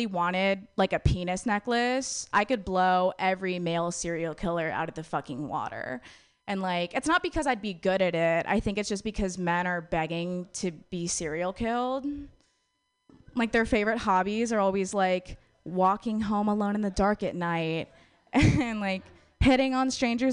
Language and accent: English; Wisconsin, United States; moved away; I'm from Wisconsin originally